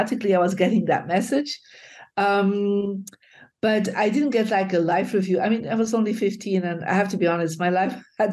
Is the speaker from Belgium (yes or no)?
yes; Belgium; when I was 15, I grew up in Belgium.